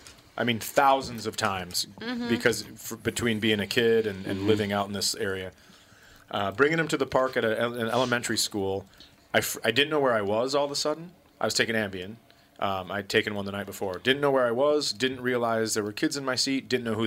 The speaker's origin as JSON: {"language": "English", "region": "Wisconsin", "country": "United States", "said": "we're from Wisconsin."}